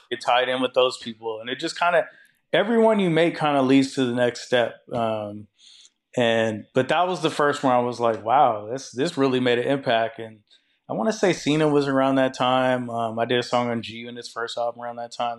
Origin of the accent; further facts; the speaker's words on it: Seattle, Washington, United States; I'm from Seattle